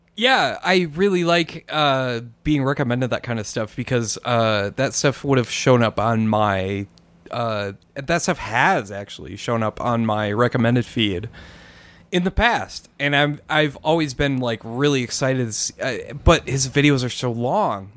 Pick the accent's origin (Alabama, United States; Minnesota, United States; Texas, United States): Minnesota, United States; now in New Mexico, United States; I'm from Minnesota and I moved to New Mexico.